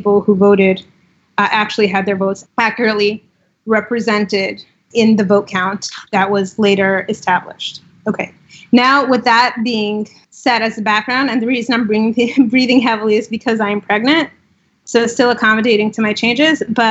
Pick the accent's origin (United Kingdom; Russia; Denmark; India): Russia; also born or lived in Israel; now in United States; I grew up in Russia